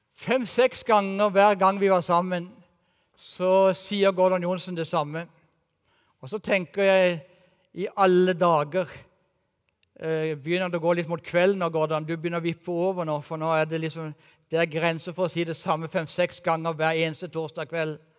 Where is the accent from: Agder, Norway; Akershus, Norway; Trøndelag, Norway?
Agder, Norway; Kristiansand; moved away as an adult; now in Eastern Norway, Norway; den byen som jeg har vokst opp i, og som jeg gikk på videregående